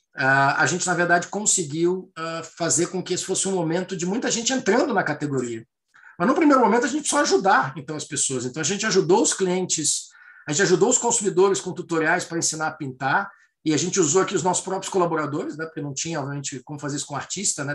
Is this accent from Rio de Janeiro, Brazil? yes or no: yes; Rio de Janeiro, Brazil; Eu sou carioca